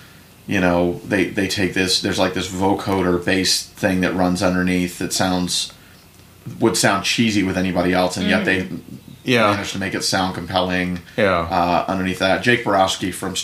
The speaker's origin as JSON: {"language": "English", "region": "the South", "country": "United States", "tie": "born or raised there", "said": "even in my accent from time to time. I was raised in the South after all"}